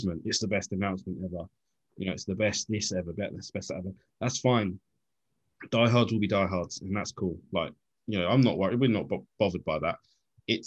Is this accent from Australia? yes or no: no; United Kingdom; we're British.